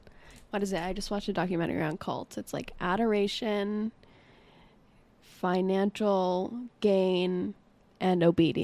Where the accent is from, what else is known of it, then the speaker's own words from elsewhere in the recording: Boston, Massachusetts, United States; now in Los Angeles, United States; grew up in Boston and then moved to LA.